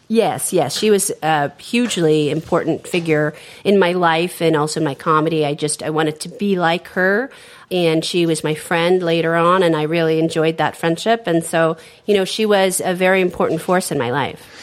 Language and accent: English; San Francisco, California, United States; my family owned a bookstore in the 70s and the 80s in San Francisco, which uh, was catering to the gay community. And so I grew up around a lot of gay people